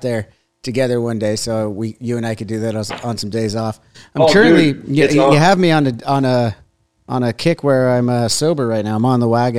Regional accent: United States; also born or lived in Huntington Beach, California; as an American

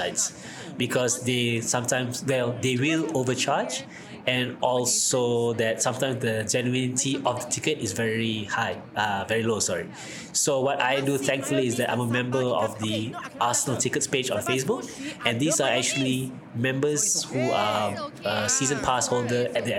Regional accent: Malaysia; as a proud Malaysian

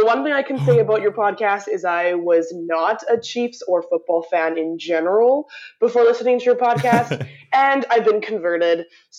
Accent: Vancouver, British Columbia, Canada; As I am from Vancouver, Canada

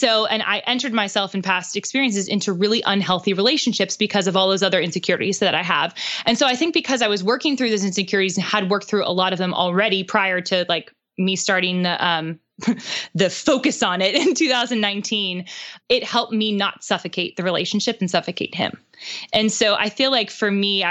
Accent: Pittsburgh, Pennsylvania, United States; now in Nashville, United States; he's from Pittsburgh, which is where I'm from

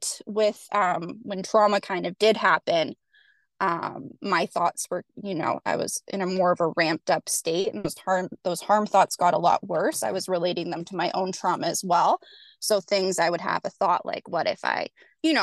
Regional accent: Canada; I am from Canada

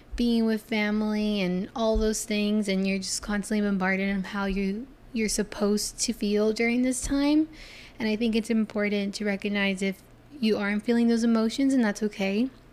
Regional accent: Florida, United States; I'm from Florida

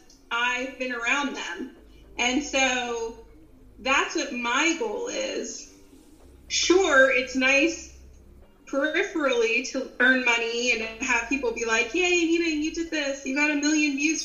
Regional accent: Philadelphia, Pennsylvania, United States; accent: Philly; I grew up in Philadelphia, and if you get me mad, I'll probably get my old Philly accent out

